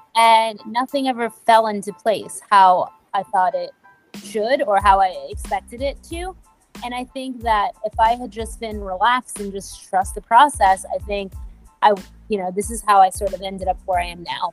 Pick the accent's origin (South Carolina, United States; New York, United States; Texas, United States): New York, United States; New York City; I grew up in Brooklyn